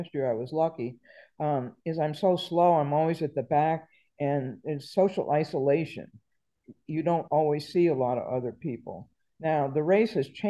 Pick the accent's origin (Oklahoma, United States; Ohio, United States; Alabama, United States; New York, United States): New York, United States; moved away; also born or lived in Virginia; I'm from New York, but I was living in Virginia at that time.